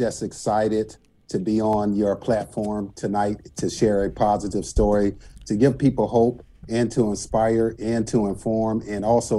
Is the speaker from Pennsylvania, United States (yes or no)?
no; Racine, Wisconsin, United States; I was born on October 16th, 1970, Racine, Wisconsin.